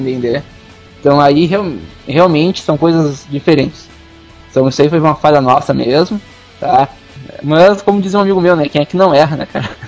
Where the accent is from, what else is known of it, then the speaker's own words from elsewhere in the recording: South Region, Brazil; e a gente é do Sul